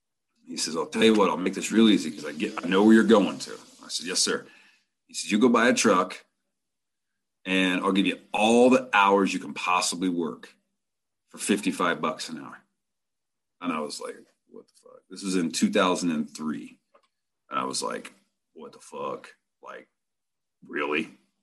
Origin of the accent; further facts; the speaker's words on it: Rifle, Colorado, United States; I'm driving home and I get back to my hometown, Rifle, Colorado.